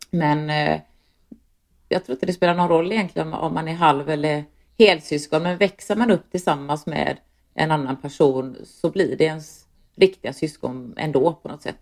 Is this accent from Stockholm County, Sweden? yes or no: no; Landvetter, Västra Götaland, Sweden; jag är uppvuxen i Landvetter som ligger strax utanför Göteborg, ett, eh, ett, en liten förort kan man säga.